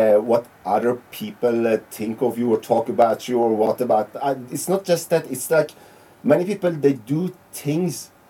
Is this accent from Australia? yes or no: no; Iran; now in Norway; I'm from Iran